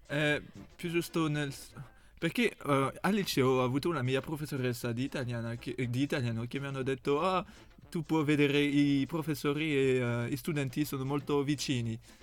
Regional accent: France; Italian is a second language; moved away as an adult; now in Italy; Sono francese

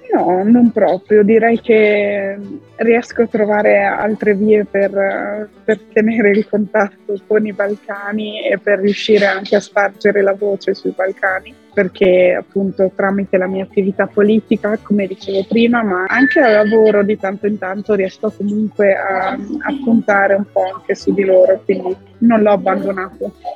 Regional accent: Italy; moved away as an adult; also born or lived in France; sono cresciuta in Italia

